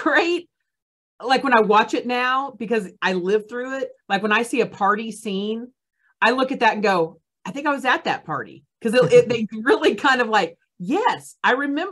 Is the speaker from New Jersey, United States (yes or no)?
no; Grove, Oklahoma, United States; now in Tulsa, United States; when I was a kid, I grew up in Grove